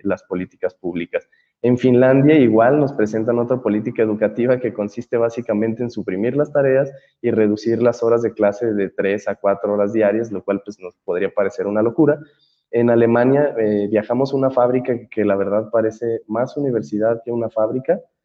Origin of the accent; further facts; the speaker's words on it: Mexico; cuando uno la ve como mexicano